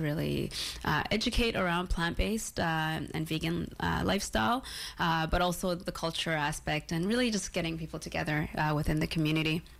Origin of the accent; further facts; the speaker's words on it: Toronto, Ontario, Canada; also born or lived in Isiolo, Kenya; my early childhood, uh, growing up in Kenya and uh, also Toronto for 20 years